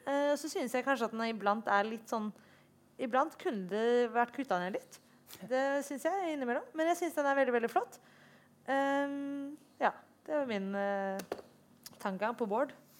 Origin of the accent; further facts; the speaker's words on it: Oslo, Norway; jeg er oppvokst i Oslo